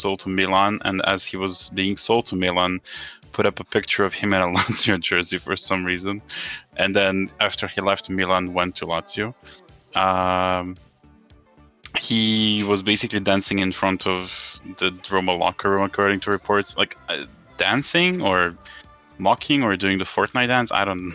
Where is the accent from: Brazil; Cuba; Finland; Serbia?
Serbia; I'm Serbian.